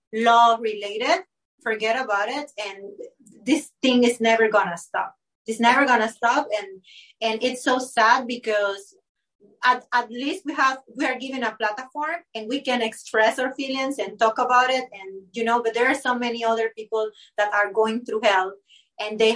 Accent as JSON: {"language": "English", "country": "Panama", "second_language": "English", "said": "I was Panamanian, my English is not my native language"}